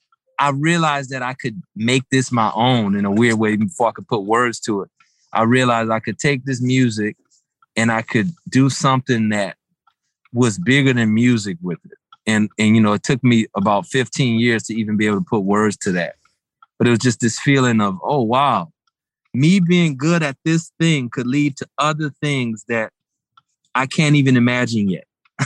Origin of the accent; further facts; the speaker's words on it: the South, United States; I'm from the South. So mashed potatoes, just any soul food gathering, any cookout, you're going to have some great mashed potatoes happening.